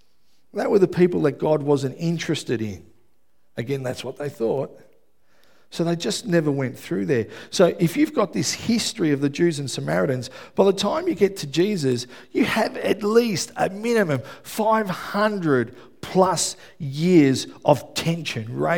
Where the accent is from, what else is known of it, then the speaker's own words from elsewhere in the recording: Melbourne, Victoria, Australia; I grew up in Melbourne. I grew up in West Footscray.